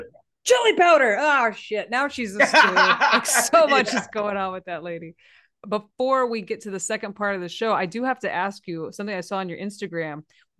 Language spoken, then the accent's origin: English; Texas, United States; I know we grew up in Texas, but the bar is a little low.